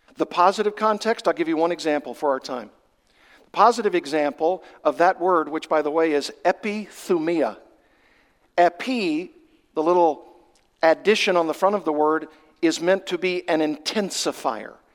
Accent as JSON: {"language": "English", "region": "Arkansas", "country": "United States", "tie": "born or raised there", "said": "I come from Arkansas, that's my home state. And I did a lot of fishing when I was growing up."}